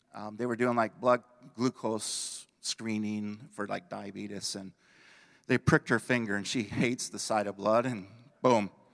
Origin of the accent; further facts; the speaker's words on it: Belvidere, Illinois, United States; I moved back towards my hometown, administered in Belvedere, Illinois